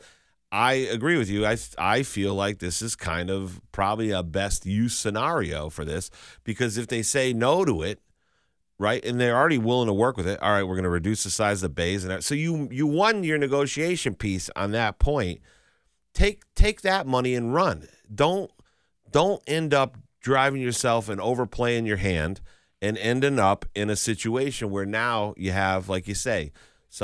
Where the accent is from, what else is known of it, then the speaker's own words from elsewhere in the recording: Chicopee, Massachusetts, United States; I'm a veteran of good old Chicopee and Burnett Road.